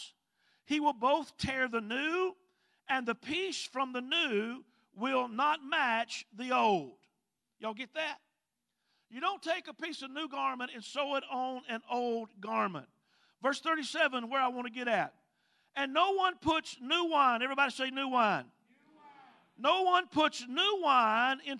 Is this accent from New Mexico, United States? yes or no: no; Mississippi, United States; accent: Mississippi; now in Hawaii, United States; My accent goes way back into the deep woods of Mississippi